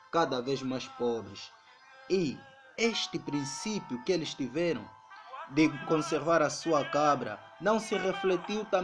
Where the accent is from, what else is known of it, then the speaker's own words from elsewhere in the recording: Angola; a nossa tradição enquanto angolanos que pode ser um obstáculo